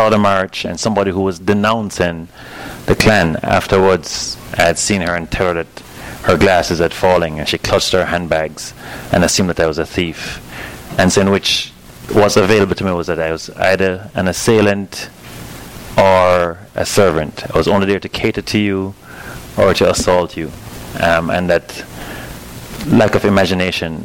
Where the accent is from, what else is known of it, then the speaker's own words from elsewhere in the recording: Kingston, Jamaica; moved away; growing up in Jamaica